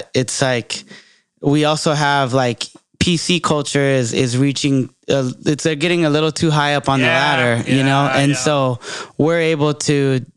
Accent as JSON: {"language": "English", "area": "Bay Area", "region": "California", "country": "United States", "said": "I'm from the Bay"}